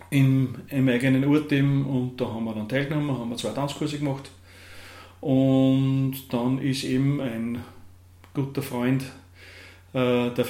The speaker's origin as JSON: {"language": "German", "town": "Nussbach", "region": "Upper Austria", "country": "Austria", "tie": "born or raised there", "said": "Kremstal, Bezirk Kirchdorf, ähm, in Nussbach geboren, beziehungsweise im Krankenhaus in Kirchdorf, ähm, aufgewachsen in Nussbach, Volksschule gegangen, dann in die Hauptschule in Wartberg"}